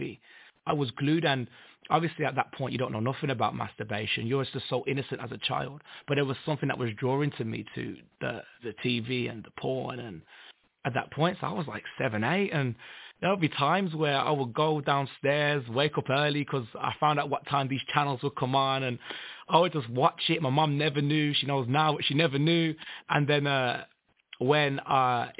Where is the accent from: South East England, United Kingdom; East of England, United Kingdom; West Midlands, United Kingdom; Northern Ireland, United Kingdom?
West Midlands, United Kingdom; Birmingham; I'm from Birmingham, England